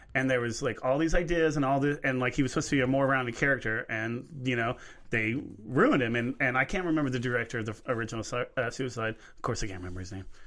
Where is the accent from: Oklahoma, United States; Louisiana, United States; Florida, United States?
Oklahoma, United States; I'm from Oklahoma